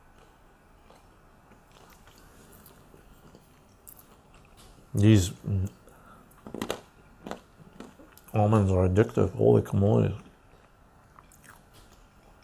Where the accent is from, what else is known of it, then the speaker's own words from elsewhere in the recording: Canada; we're Canadian